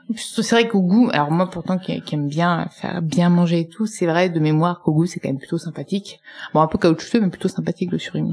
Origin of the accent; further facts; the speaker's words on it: Tuscany, Italy; Je suis italienne